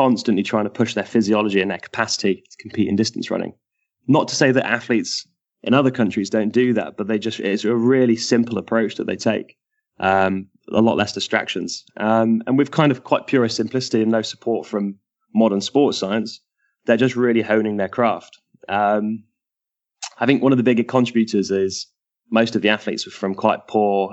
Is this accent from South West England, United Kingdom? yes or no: yes; Bristol, South West England, United Kingdom; moved away as an adult; now in United States; my hometown, Bristol, where I'd been working